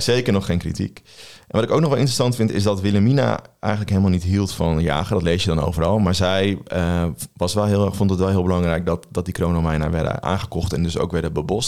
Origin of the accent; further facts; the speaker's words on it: Veluwe, Gelderland, Netherlands; we komen allebei van de Veluwe